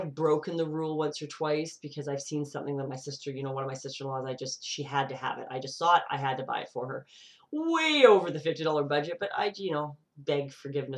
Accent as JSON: {"language": "English", "country": "Canada", "said": "I live in a multicultural country. Canada"}